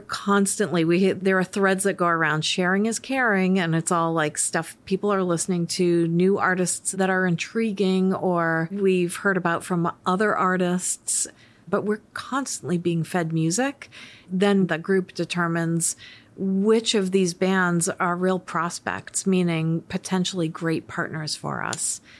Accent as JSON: {"language": "English", "town": "Worcester", "region": "Massachusetts", "country": "United States", "tie": "born or raised there", "said": "So I grew up in Worcester, Massachusetts, and I grew up in an Irish Catholic family."}